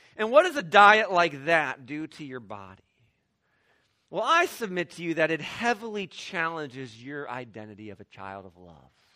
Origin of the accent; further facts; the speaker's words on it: Midwest, United States; I grew up in the Midwest.